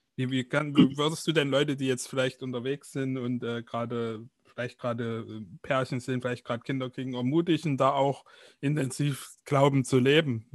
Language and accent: German; East Germany, Germany; bei uns in Ostdeutschland